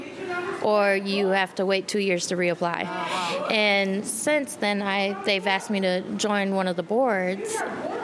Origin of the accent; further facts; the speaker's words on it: Minneapolis, Minnesota, United States; now in St. Paul, United States; Minneapolis. I'm from Minneapolis.